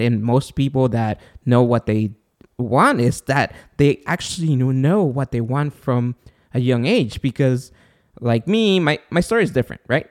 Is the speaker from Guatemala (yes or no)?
yes; Guatemala; moved away; I'm from Guatemala